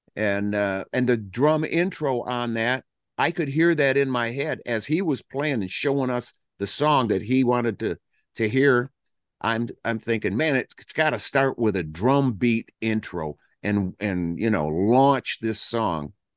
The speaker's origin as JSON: {"language": "English", "town": "Flint", "region": "Michigan", "country": "United States", "tie": "born or raised there", "also_born_or_lived": "Detroit", "said": "That's what we were raised on in Detroit and in Flint, Michigan"}